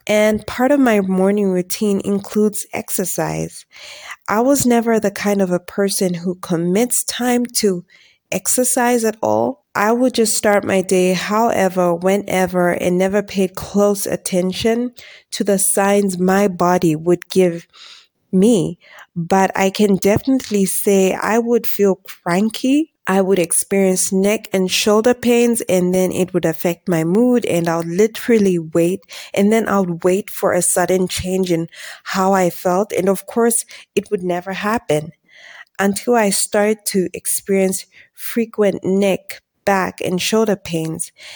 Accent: Zambia; I'm from Zambia

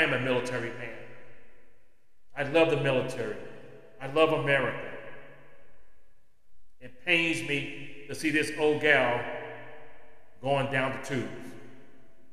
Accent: California, United States; moved away as an adult; I'm from California

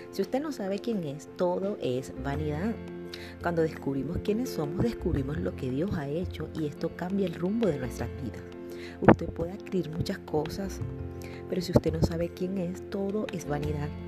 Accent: Colombia; also born or lived in Venezuela; yo soy colombiana. He vivido mucho tiempo en Venezuela y bueno, no tengo el acento costeño

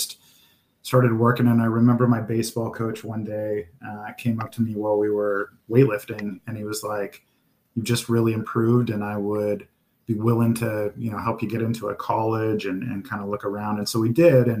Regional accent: Klamath Falls, Oregon, United States; I grew up in a small town, Klamath Falls, Oregon

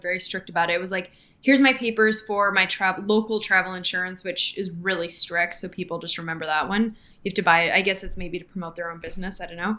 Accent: Canada; now in United States

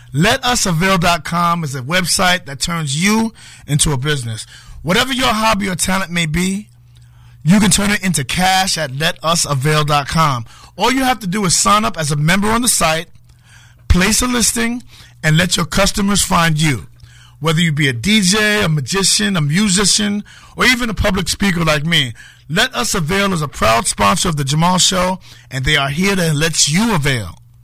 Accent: New York City, New York, United States; moved away as an adult; now in Connecticut, United States; I was a kid growing up in Harlem

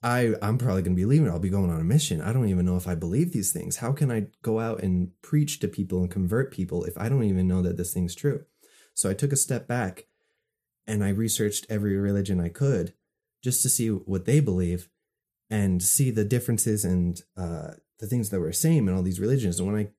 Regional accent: Utah, United States; I say I'm from Utah. They ask me if I'm Mormon.

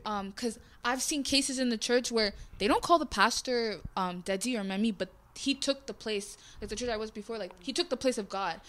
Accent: Jamaica; I'm Jamaican, like we do do that in Jamaica as well.

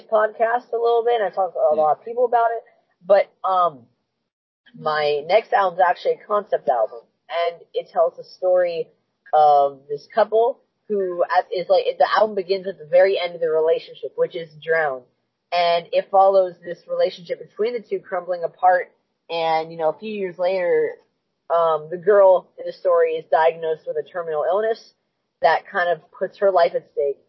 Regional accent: New Hampshire, United States; also born or lived in Albuquerque, New Mexico / South Carolina; growing up in first 6 years of my life, I wasn't in New Hampshire. Three was in New Mexico. Three was in South Carolina. But after

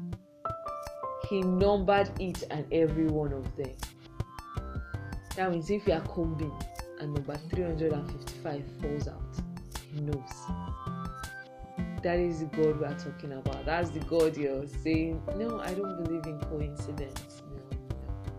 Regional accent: Nigeria; I'm thankful for being a Nigerian

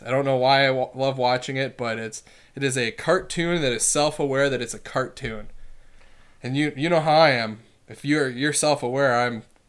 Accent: Wisconsin, United States; We're from Wisconsin.

